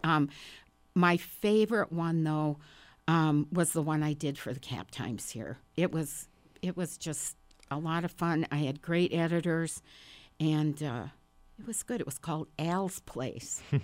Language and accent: English; Park Falls, Wisconsin, United States; now in Madison, United States; I was born and raised in Park Falls, Wisconsin, which is a very small town about three hundred miles north of here